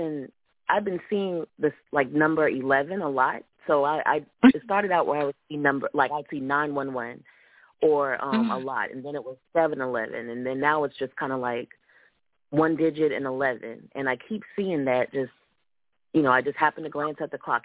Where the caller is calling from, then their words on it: Columbia, South Carolina, United States; I'm calling in from Columbia, South Carolina.